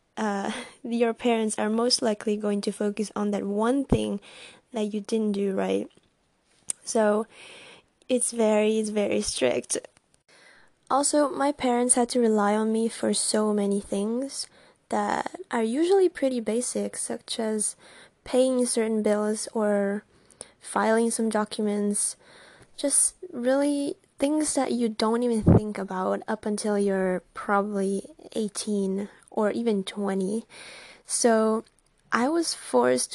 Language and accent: English; Italy; I was born and raised in Italy